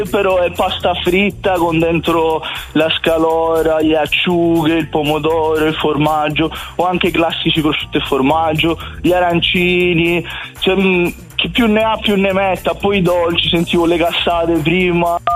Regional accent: Sicily, Italy; now in Milan, Italy; sono siciliano siciliano.

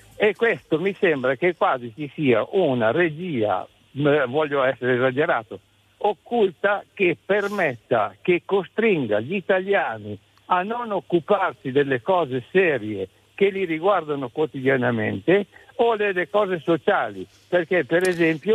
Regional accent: Lombardy, Italy; io sono della Lombardia

